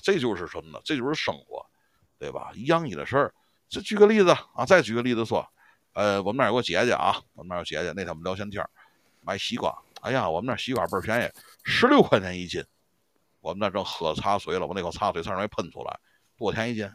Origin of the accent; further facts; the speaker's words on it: Tianjin, China; 咱们天津人